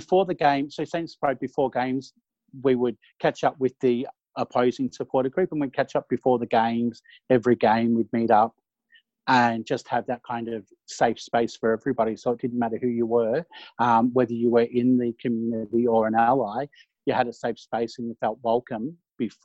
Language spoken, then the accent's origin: English; Bendigo, Victoria, Australia; I grew up in Bendigo, and it's all Carlton recruiting area back in the day